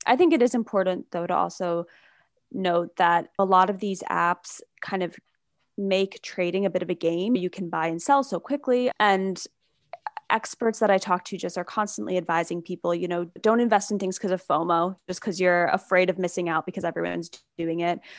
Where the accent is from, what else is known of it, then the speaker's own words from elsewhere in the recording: New York, United States; also born or lived in Michigan / San Francisco; I grew up in New York, I went to college in Michigan, but then I moved out to San Francisco